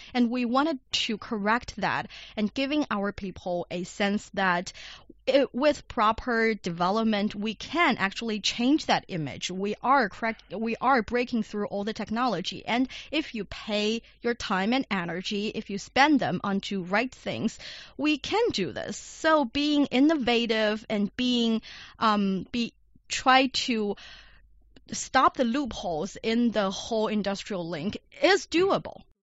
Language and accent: English; Shanxi, China; Shanxi Province, my hometown